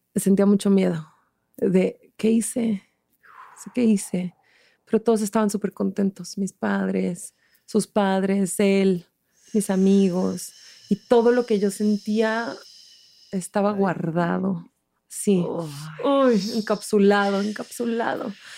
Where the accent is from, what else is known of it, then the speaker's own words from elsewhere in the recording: Mexico City, Mexico; moved away as an adult; also born or lived in Switzerland / Barcelona, Spain; soy chilanga, soy del DF